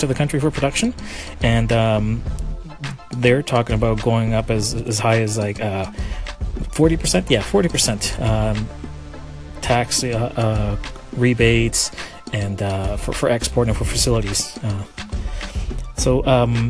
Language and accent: English; Chile; that's where I'm from. That's my home country